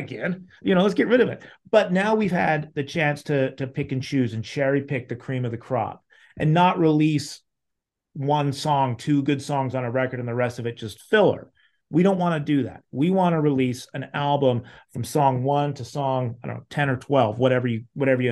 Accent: Salt Lake City, Utah, United States; I grew up in Salt Lake City, Utah, where I still am now

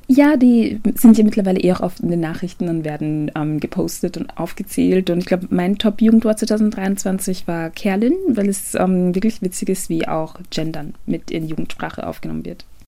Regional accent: Ghana; now in Austria; ich bin ursprünglich aus Ghana

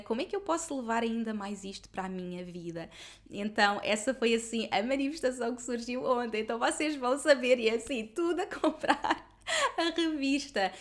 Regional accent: Lisbon area, Portugal; nesta zona onde eu sempre vivi, porque eu sempre vivi na mesma zona. Esta casa é tipo a dois minutos da casa dos meus pais

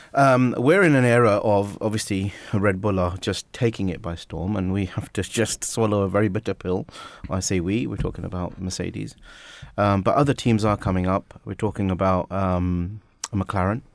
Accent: Watford, East of England, United Kingdom; moved away; I only follow Watford because that's my, my hometown

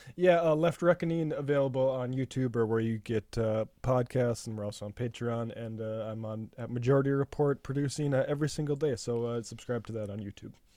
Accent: North Dakota, United States; growing up in North Dakota

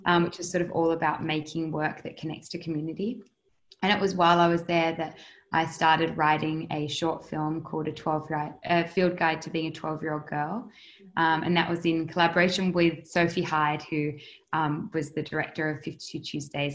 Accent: Adelaide, South Australia, Australia; moved away as an adult; also born or lived in United States; growing up in Adelaide and in Australia in general

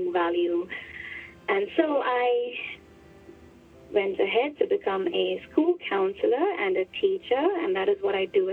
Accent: India; now in Hong Kong; I grew up in India.

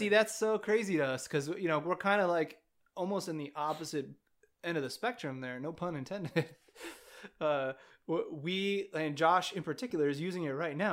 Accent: California, United States; I'm from California

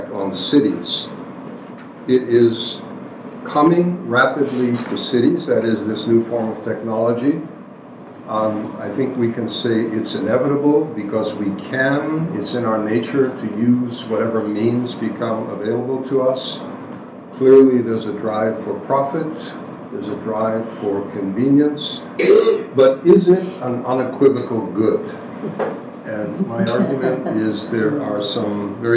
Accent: New York City, New York, United States; moved away; I was born in Brooklyn, grew up in one of those six-story buildings

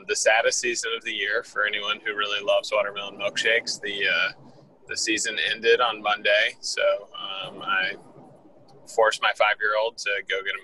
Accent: South Carolina, United States; also born or lived in Washington, D.C.; now in Clemson, United States; I am a native of the state of South Carolina

